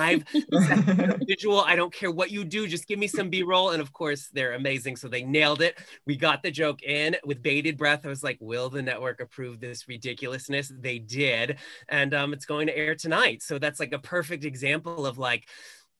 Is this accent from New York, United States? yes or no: yes; Long Island, New York, United States; now in Los Angeles, United States; I am from a foreign country off the coast of New York called Long Island